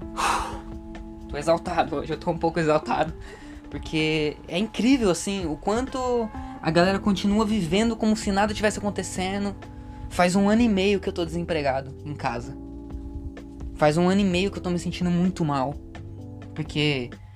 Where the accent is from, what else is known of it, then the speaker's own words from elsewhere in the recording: Brazil; eu nasci no Brasil